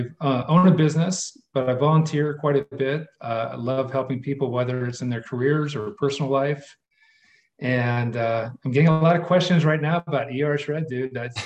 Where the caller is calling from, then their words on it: California, United States; Northern California, just outside of San Francisco.